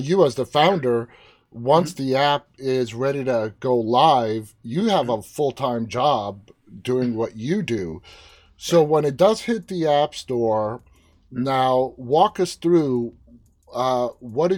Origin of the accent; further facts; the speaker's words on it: New York City, New York, United States; I grew up in New York City